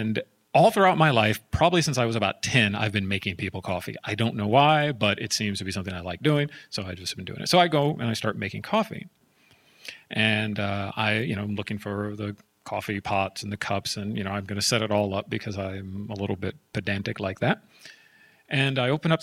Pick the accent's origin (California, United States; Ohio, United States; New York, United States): California, United States; San Jose; I'm from Silicon Valley. I was born in San Jose, East San Jose to be exact